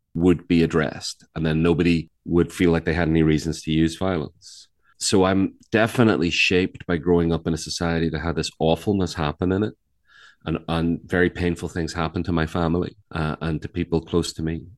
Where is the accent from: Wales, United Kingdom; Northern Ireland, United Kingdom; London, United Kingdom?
Northern Ireland, United Kingdom; Belfast; now in North Carolina, United States; I'm from Ireland. I live in North Carolina much of the time.